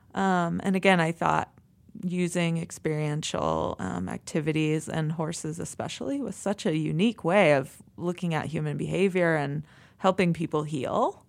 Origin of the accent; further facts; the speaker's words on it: East Coast, United States; moved away as an adult; also born or lived in Oregon; now in Montana, United States; I'm from the East Coast, and so I did all my schooling on the East Coast.